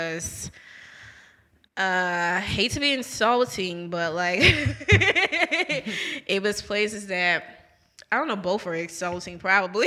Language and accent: English; New Orleans, Louisiana, United States; moved away; we're from New Orleans